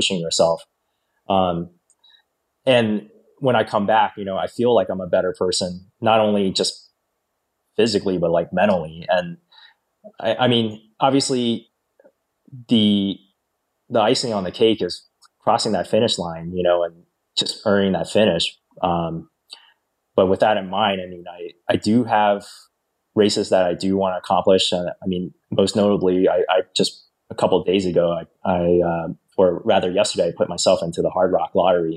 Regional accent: Northern Virginia, United States; moved away; I grew up in Northern Virginia.

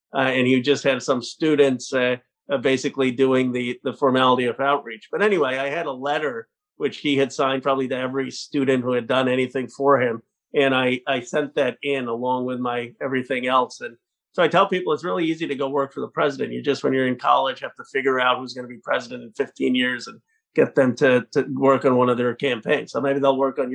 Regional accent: Pennsylvania, United States; moved away as an adult; now in California, United States; I grew up in Pennsylvania. My folks are still there in Bucks County

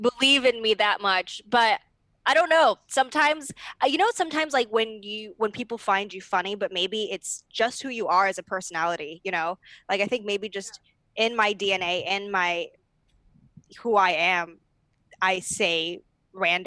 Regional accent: Arcadia, California, United States; where I grew up in Arcadia, it is very academic driven.

